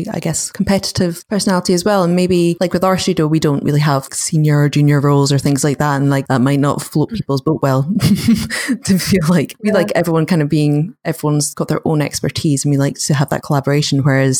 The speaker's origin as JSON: {"language": "English", "country": "United Kingdom", "said": "we're British stereotype of being very overly polite"}